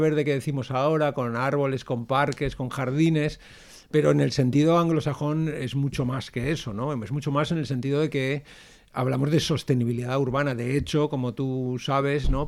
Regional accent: Valencian Community, Spain; qué somos los valencianos, qué es Valencia dónde estamos

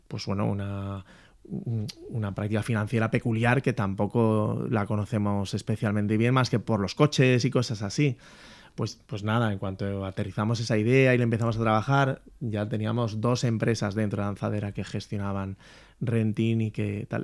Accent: Valencia, Valencian Community, Spain; Yo, yo soy de Valencia

